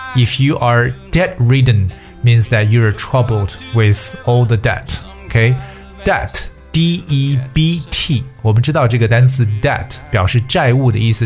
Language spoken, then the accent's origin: Chinese; China; 在我们中国人处事的哲学当中